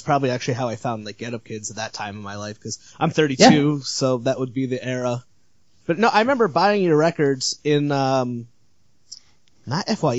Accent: Connecticut, United States; now in Providence, United States; I grew up in Connecticut

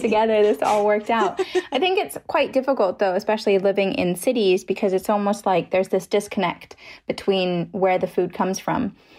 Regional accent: Germany; I'm from Germany

